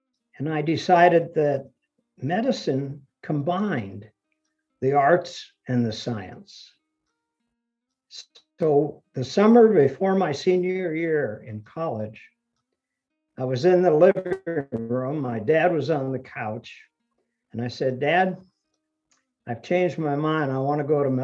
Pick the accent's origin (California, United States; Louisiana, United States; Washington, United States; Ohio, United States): Ohio, United States; English is a second language; They came to Ohio, where my grandfather had a job lined up in the steel factory. They bought a little farm, and that's where I grew up with my grandparents. And I didn't speak English till I went to school